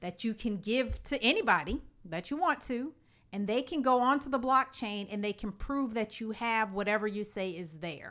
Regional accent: Illinois, United States; the state of Illinois, my home state

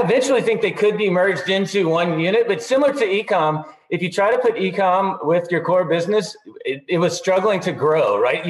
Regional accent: Austin, Texas, United States; here in my hometown, Austin

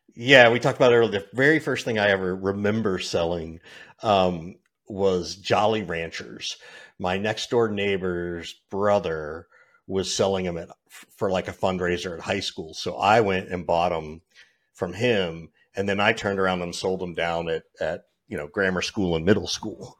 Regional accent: Georgia, United States; I grew up in Georgia, of all places

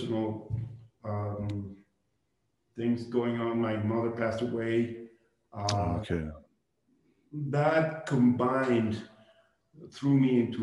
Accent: Mexico City, Mexico; moved away as an adult; also born or lived in Barcelona, Spain / New York, United States; I was born in Mexico City from a Jewish family

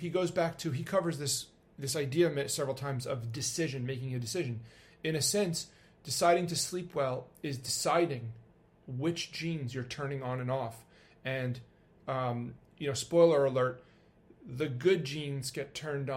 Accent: New York, United States; I'm a New Yorker

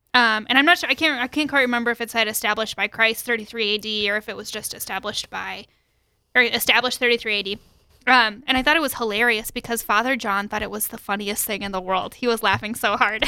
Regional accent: Sioux Falls, South Dakota, United States; also born or lived in Saint Paul, Minnesota; I grew up in Sioux Falls

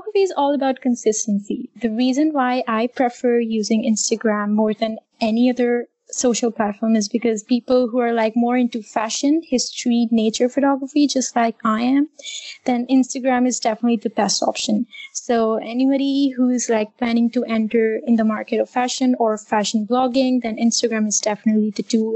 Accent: Islamabad, Islamabad Capital Territory, Pakistan; I am from Islamabad, Pakistan.

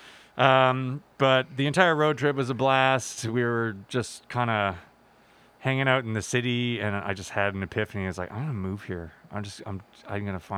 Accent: Calgary, Alberta, Canada; moved away as an adult; now in British Columbia, Canada; I am not from Vancouver. I'm actually from Calgary.

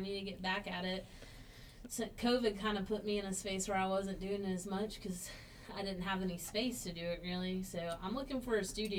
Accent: Carthage, North Carolina, United States; I grew up in Carthage.

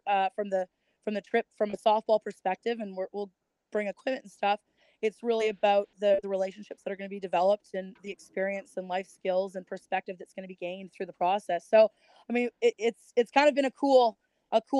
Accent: Kelowna, British Columbia, Canada; moved away as an adult; also born or lived in Georgia; growing up in Canada, in a small little town of Kelowna, British Columbia

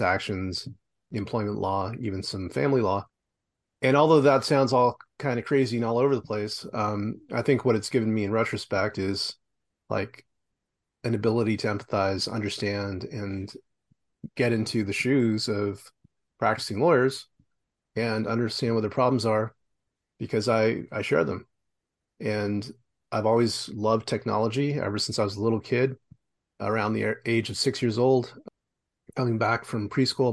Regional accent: Los Angeles, California, United States; moved away as an adult; now in Vancouver, Canada; I'm originally from Los Angeles. I live in Vancouver now

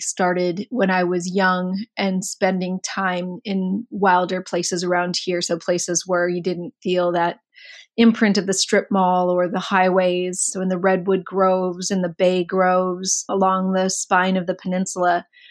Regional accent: Mountain View, California, United States; I was born in Mountain View.

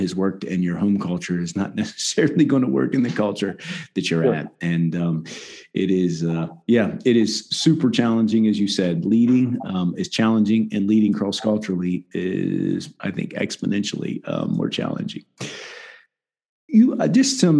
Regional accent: West Virginia, United States; I grew up in West Virginia.

